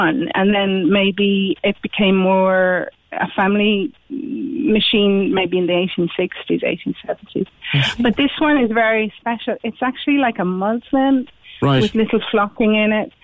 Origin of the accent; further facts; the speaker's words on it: Dublin, Leinster, Ireland; moved away; I am originally from Dublin, but my mum's from Kinsale